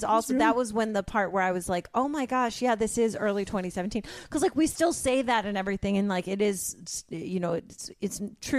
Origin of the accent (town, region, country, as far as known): Chicago, Illinois, United States; born or raised there